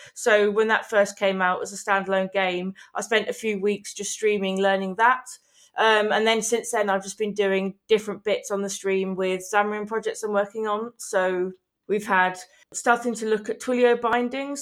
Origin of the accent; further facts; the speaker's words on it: Manchester, North West England, United Kingdom; I'm from Manchester in Eng-, England